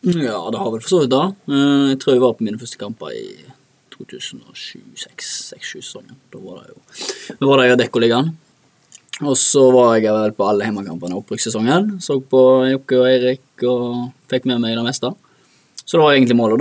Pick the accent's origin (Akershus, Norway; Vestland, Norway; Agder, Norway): Vestland, Norway; Bremnes; Og så begynte jeg bare med organisert idrett når sånn fem-seks alderen, i Bremnes idrettslag